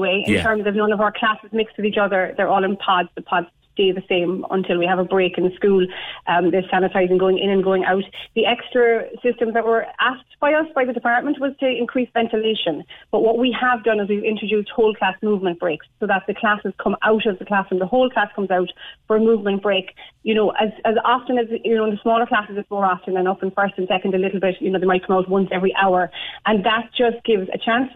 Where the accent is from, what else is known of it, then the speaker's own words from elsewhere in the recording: Mallow, Munster, Ireland; I'm from Mallow originally